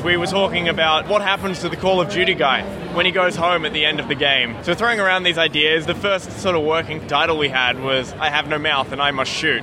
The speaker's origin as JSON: {"language": "English", "town": "Melbourne", "region": "Victoria", "country": "Australia", "said": "we're from Melbourne, Australia"}